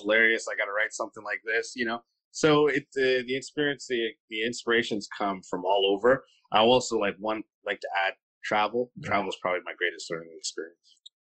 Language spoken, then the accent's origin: English; Kitchener, Ontario, Canada; I'm from Kitchener.